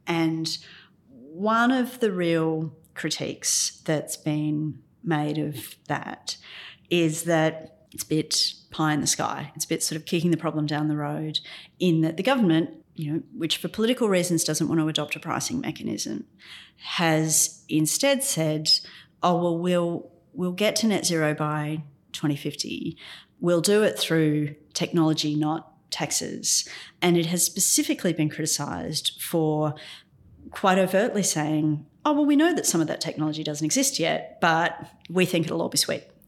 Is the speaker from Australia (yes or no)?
yes; Ipswich, Queensland, Australia; I'm from Ipswich. It used to produce all of Queensland's coal